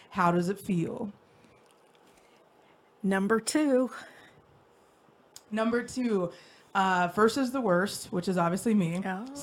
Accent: West Milton, Ohio, United States; North of Dayton, Ohio.

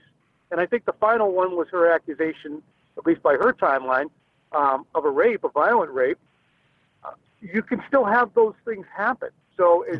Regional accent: Pembroke, Massachusetts, United States; growing up in Pembroke, being in this area my entire life

